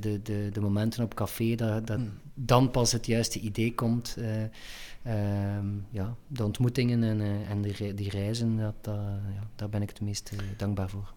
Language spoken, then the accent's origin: Dutch; Ghent, Flanders, Belgium; ik ben Gentenaar, Vlaming en Belg en Europeaan